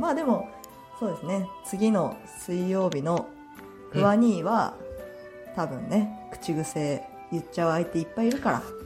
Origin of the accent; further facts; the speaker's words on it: Fukuyama, Hiroshima, Japan; accent: Bingo dialect; moved away as an adult; now in Uwajima, Japan; 私の出身の福山市は隣なんですよ